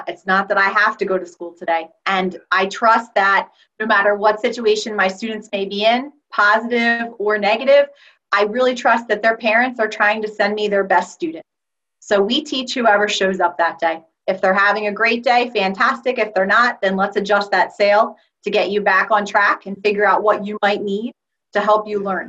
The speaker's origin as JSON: {"language": "English", "area": "right outside of the Philadelphia area", "region": "Pennsylvania", "country": "United States", "said": "I am an English language teacher from right outside of the Philadelphia area"}